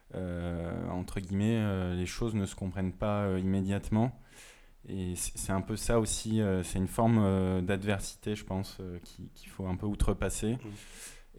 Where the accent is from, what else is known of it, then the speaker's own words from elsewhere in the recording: Moselle, Grand Est, France; moved away; en Moselle